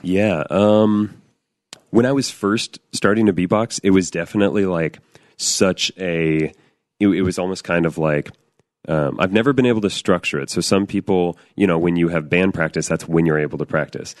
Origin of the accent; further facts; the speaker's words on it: Northern California, United States; I grew up in Northern California